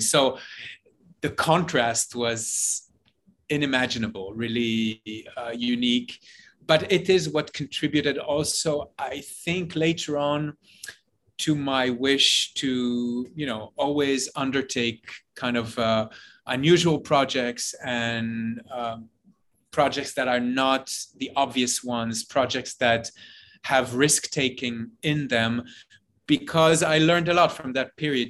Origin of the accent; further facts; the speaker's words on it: Jerusalem, Jerusalem District, Israel; moved away as an adult; also born or lived in New York; I grew up in Jerusalem, uh, in Israel